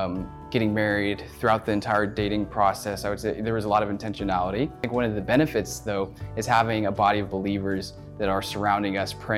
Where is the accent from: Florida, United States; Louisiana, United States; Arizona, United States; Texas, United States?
Texas, United States; Dallas; also born or lived in Arkansas; I grew up in the Dallas, Texas area